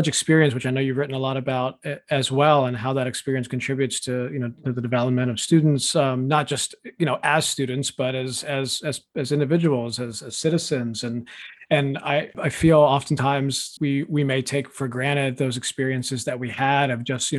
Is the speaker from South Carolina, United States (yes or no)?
no; Tampa, Florida, United States; moved away as an adult; also born or lived in Tallahassee, Florida; now in Maine, United States; I grew up in Tampa, which continues to increasingly be more diverse